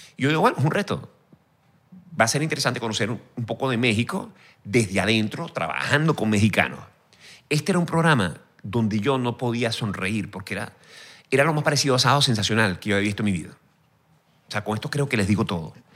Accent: Venezuela; moved away as an adult; mi país.

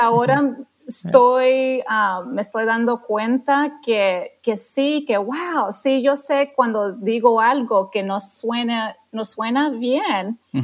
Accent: Texas, United States; Spanish is a second language; also born or lived in Houston, Texas; yo soy de Texas, entonces soy tejana oh. y, vivo mm. aquí en Houston, Texas

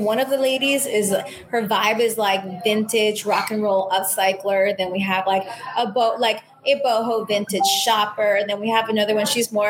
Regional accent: Miami, Florida, United States; also born or lived in San Juan / Manhattan; I am definitely saying that I'm from Miami. I always think is a misnomer just because I've lived a third of my life in three very important places, San Juan, Manhattan, Miami, all very formative periods of my life.

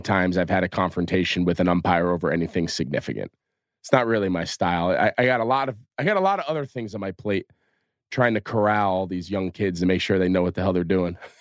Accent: New Jersey, United States; I was growing up in North Jersey

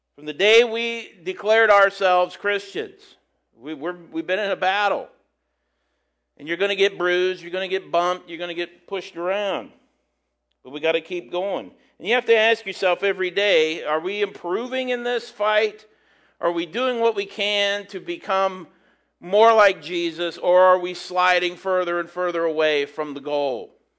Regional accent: St. Paris, Ohio, United States; People where I'm from

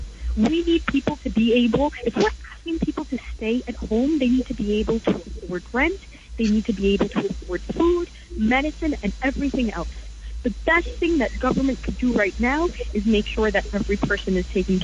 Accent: New York City, New York, United States; as an American and as a New Yorker

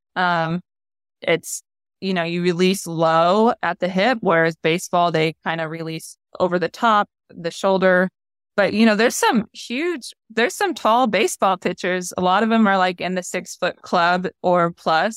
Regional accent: United States; also born or lived in Japan; as an American

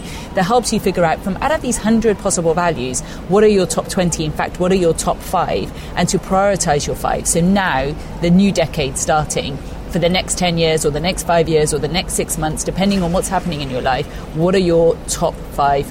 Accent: Gloucestershire, South West England, United Kingdom; I grew up in Gloucestershire, where very much everyone else was, you know, Anglo-Saxon

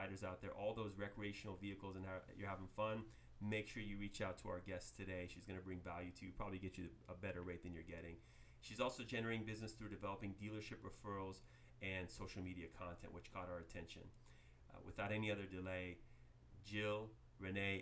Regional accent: Fremont, California, United States; I was going to high school across the street

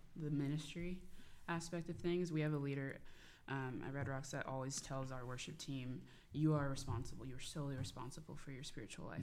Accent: Tulsa, Oklahoma, United States; grew up in Tulsa, Oklahoma, the Bible Belt.

